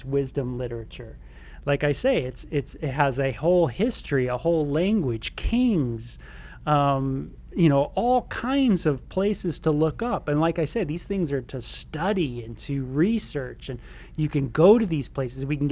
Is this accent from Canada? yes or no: no; Southern California, United States; now in Tucson, United States; where I grew up in Southern California